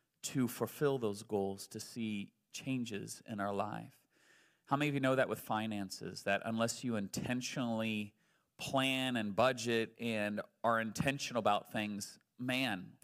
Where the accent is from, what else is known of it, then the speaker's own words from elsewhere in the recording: United States; I'm still an American